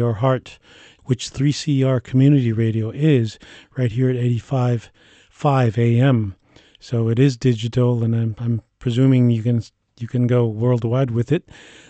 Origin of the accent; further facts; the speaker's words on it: United States; I'm from the Lakota Nation in the geographical center of North America that we call Turtle Island.